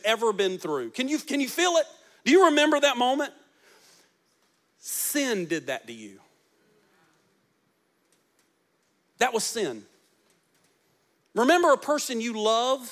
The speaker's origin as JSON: {"language": "English", "country": "United States", "said": "I'm an American"}